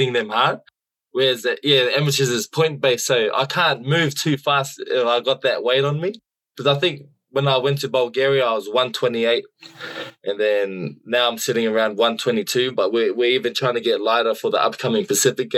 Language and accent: English; Queensland, Australia; also born or lived in New South Wales; I was born and raised in Australia, born in New South Wales, raised in Queensland.